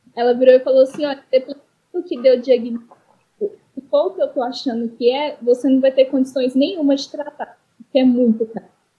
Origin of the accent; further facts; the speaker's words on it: Minas Gerais, Brazil; sou de Minas Gerais